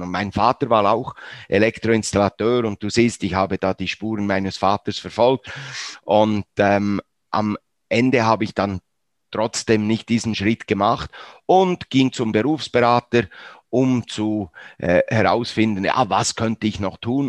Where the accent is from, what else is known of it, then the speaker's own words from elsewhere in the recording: Bern, Switzerland; aufgewachsen, wie gesagt, in Bern, 1954 das Wunder von Bern. Ich bin ungefähr 200 Meter von diesem Ort aufgewachsen.